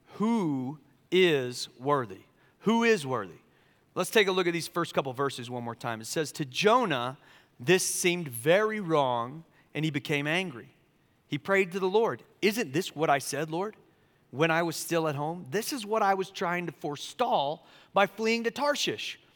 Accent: Charleston, South Carolina, United States; also born or lived in California; now in Asheville, United States; I grew up in Charleston, South Carolina

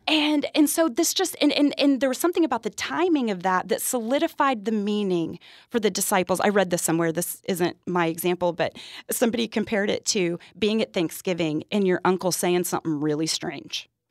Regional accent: Texas, United States; I'm from Texas

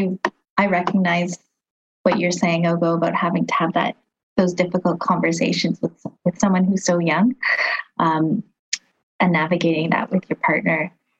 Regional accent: Philippines; We're Filipino.

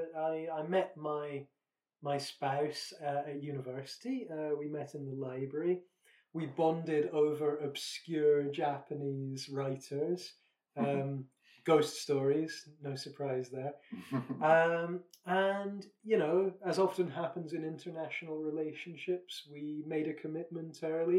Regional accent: Scotland, United Kingdom; I'm from Scotland

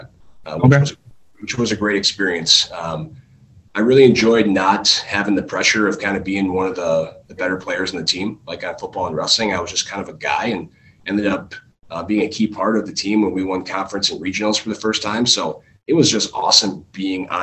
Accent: Dane, Wisconsin, United States; I actually grew up in a little town called Dane, which is less than 1,000 people, about 5 miles away from Lodi

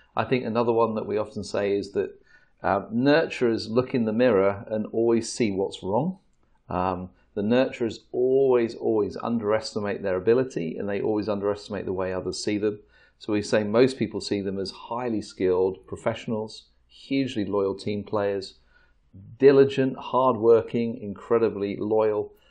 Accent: England, United Kingdom; we're English

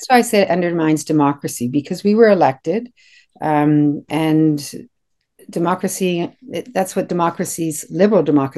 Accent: Kitchener, Ontario, Canada; So I was raised in Kitchener, went to primary, secondary, high school, and I'm here today. So I'm quite familiar with the area. I've lived there most of my life.

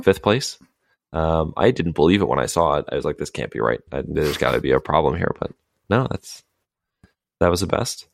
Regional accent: United States; dumb Americans over here

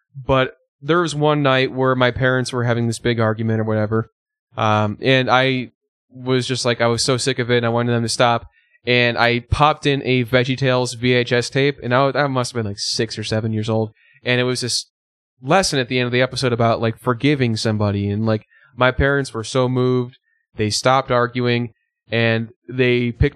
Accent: Glen Ellyn, Illinois, United States; born or raised there; also born or lived in Batavia, Illinois

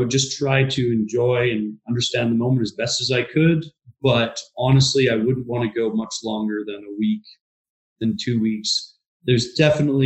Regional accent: Vancouver, British Columbia, Canada; I can remember being 6 years old, driving down the streets in the downtown east side and seeing it, and I think we can definitely do better as Vancouverites, as British Columbians, as Canadians

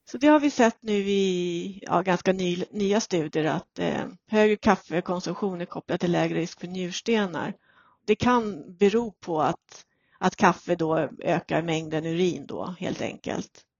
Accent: Sweden

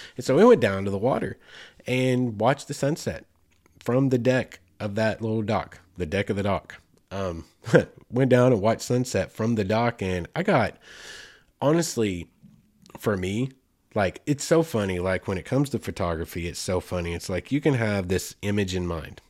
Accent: Arkansas, United States; here in the natural state, in my home state

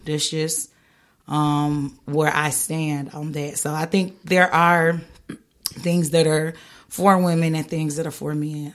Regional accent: the South, United States; moved away; I'm from the South, I'm Southern

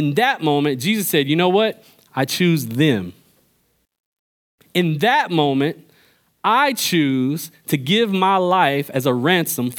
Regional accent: Pittsboro, North Carolina, United States; I'm from Pittsburgh, North Carolina

